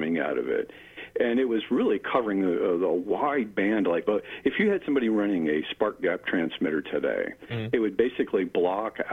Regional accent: Mount Lebanon, Pennsylvania, United States; also born or lived in Lansing, Michigan; now in Pittsburgh, United States; I grew up in Mount Lebanon

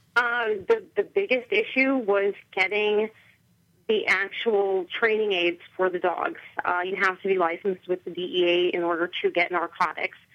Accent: Chicago, Illinois, United States; moved away as an adult; now in White Oak, United States; I'm originally from Chicago. I was raised in the suburbs of Chicago.

